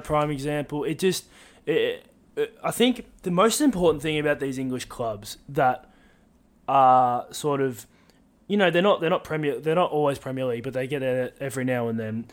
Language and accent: English; Australia; being Australian